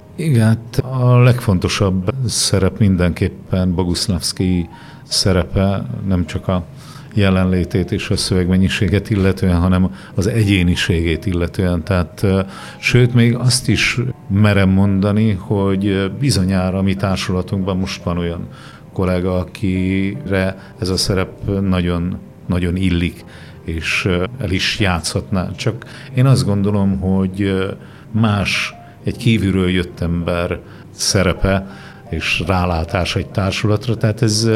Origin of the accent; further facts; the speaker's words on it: Borsod-Abaúj-Zemplén, Hungary; egy kicsi faluban születtem Borsod megyében